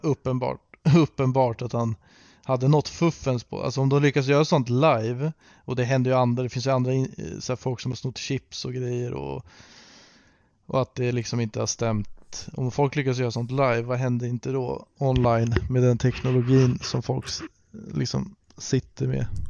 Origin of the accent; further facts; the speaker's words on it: Sweden; som svensk